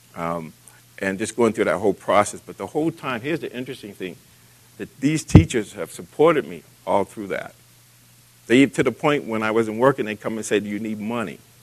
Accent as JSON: {"language": "English", "town": "Boston", "region": "Massachusetts", "country": "United States", "tie": "born or raised there", "said": "as a young man growing up in Boston"}